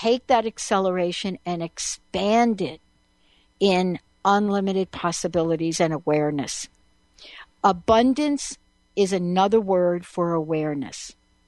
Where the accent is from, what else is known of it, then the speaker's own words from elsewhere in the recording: New York, United States; I grew up in New York